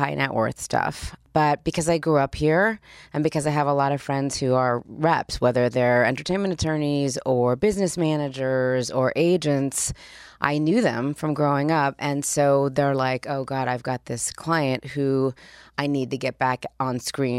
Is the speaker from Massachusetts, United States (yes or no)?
no; Los Angeles, California, United States; also born or lived in Spain / Australia / Switzerland; I grew up here. I went to Beverly Hills High School. I grew up right here in LA.